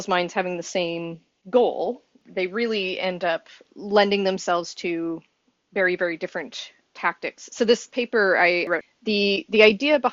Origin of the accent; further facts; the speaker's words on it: Saskatoon, Saskatchewan, Canada; I'm from Saskatoon, Saskatchewan in Canada